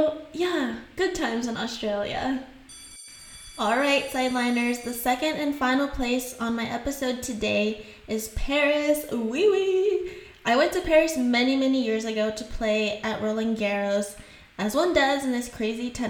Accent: Haiti; accent: Haitian; first language French and Haitian Creole; English is a second language; moved away; I grew up speaking French, I grew up in Haiti, and I learned French and Creole, and English was my third language.

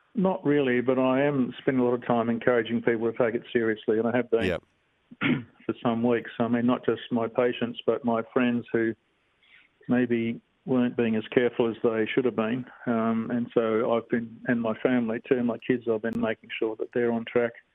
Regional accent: Bassendean, Western Australia, Australia; I'm a real um, typical Aussie kid, really. I grew up in Bassendean

